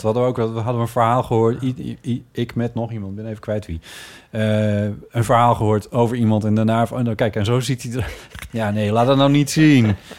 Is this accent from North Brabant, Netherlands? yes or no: no; Friesland, Netherlands; moved away as an adult; also born or lived in Groningen; now in Amsterdam, Netherlands; toen ik in Friesland woonde en jong was